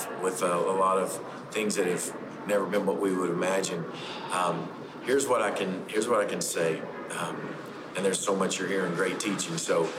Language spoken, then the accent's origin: English; Paducah, Kentucky, United States; I'm from Kentucky, Paducah, Kentucky